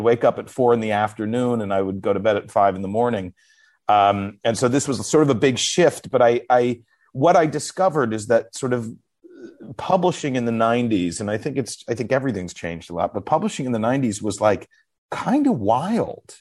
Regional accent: New York City, New York, United States; I was from New York

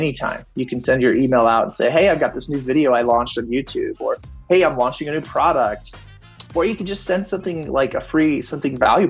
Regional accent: Fort Collins, Colorado, United States; I'm from Fort Collins, Colorado

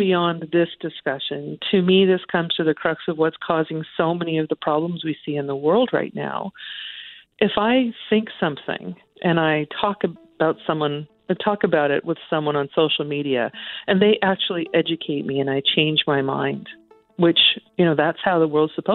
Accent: Canada; we're so Canadian

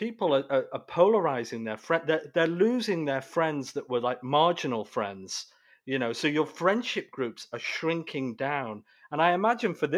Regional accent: United Kingdom; moved away; being British originally, was in the United Kingdom

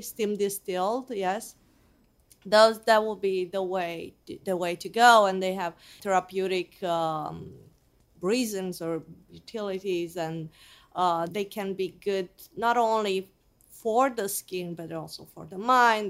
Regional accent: Transylvania, Romania; also born or lived in Geneva, Switzerland; now in United States; I grew up in Romania, more exactly in Transylvania, which is the center part of Romania

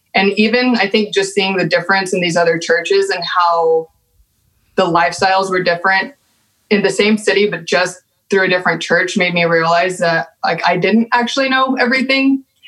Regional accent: Amarillo, Texas, United States; accent: Texan; moved away; growing up in Texas

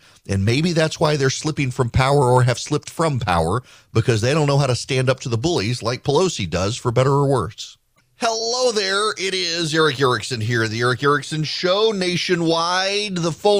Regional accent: United States; as an American who loves the United States

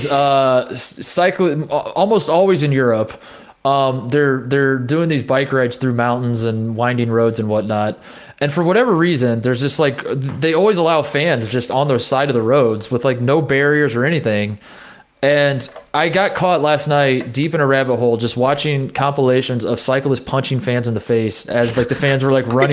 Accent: Indiana, United States; growing up in Indiana

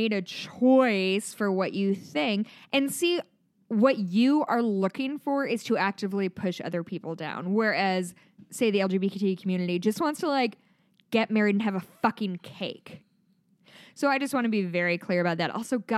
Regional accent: Midwest, United States; accent: Midwestern; My Midwestern accent really comes out with DACA.

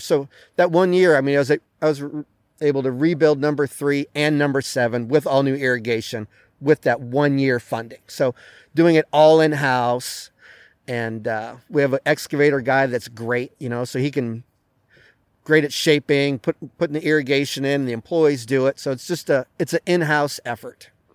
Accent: New England, United States; moved away; I grew up in New England

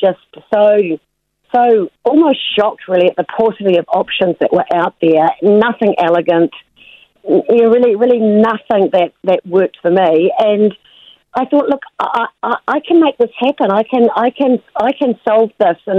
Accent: Rotorua, Bay of Plenty, New Zealand; also born or lived in Wellington; I grew up in Wellington, and then when I was 7, I shifted to Rotorua

